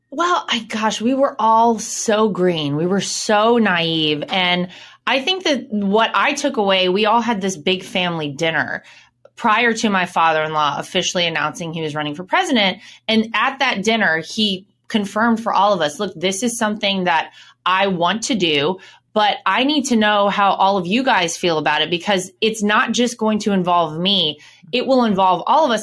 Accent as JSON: {"language": "English", "town": "Wrightsville Beach", "region": "North Carolina", "country": "United States", "tie": "born or raised there", "moved": "yes", "said": "Wrightsville Beach is kind of s, a small little island connected to Wilmington, and that's where I was born and raised"}